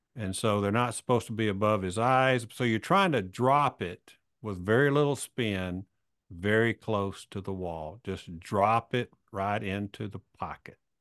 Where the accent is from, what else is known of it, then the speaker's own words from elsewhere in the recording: Alabama, United States; I'm a redneck from Alabama